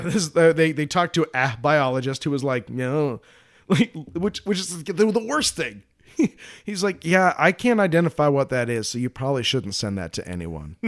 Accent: Colorado, United States; I'm from Colorado.

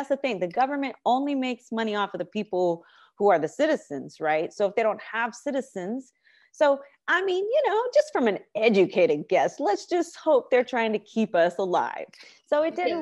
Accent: California, United States; I'm from California, born and raised

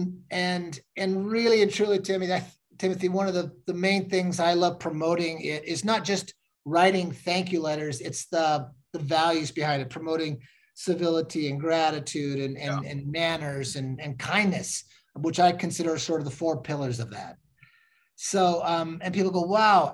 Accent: Washington, United States; I was raised in Washington State

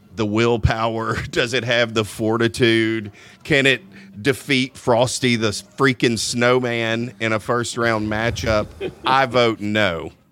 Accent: Louisiana, United States; I'm from Louisiana." No, you don't talk like them, like I promise you, I've lived there pretty much my whole life.

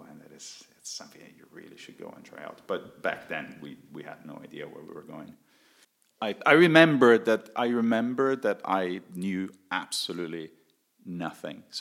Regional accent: Italy; now in Estonia; as the name sounds, I come from Italy. Uh, I was one of the first uh, Italians, I think, exploring Estonia back in the days uh, in 2006, coming here to, to Estonia.

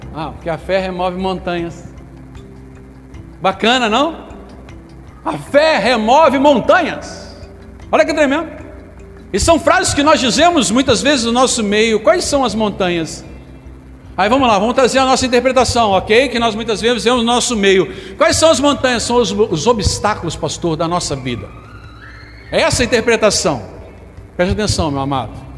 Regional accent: Brazil; nós somos brasileiros, certo? Somos brasileiros

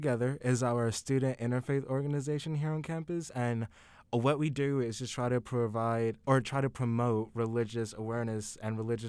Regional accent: Thomson, Georgia, United States; moved away as an adult; now in Oklahoma City, United States; I am from Thompson, Georgia.

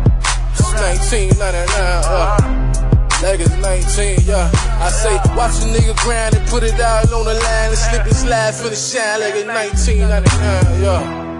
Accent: Miami, Florida, United States; I'm from Miami, Florida.

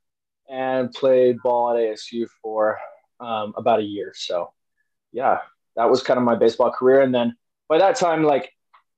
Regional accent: Arizona, United States; also born or lived in New Jersey; I grew up here in Arizona, but I was born in New Jersey. We moved here when I was like three, so I don't really remember anything else other than Arizona.

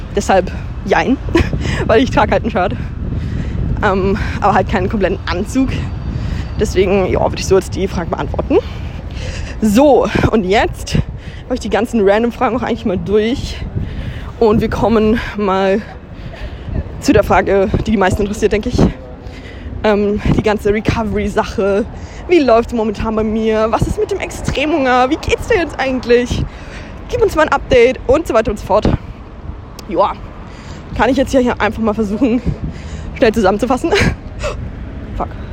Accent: Hamburg, Germany; darf ich das als Hamburgerin ja auch mit Stolz sagen

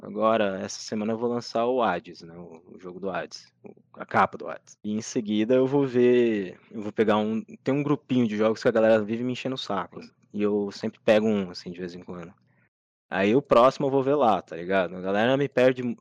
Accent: Brazil; eu sou brasileiro

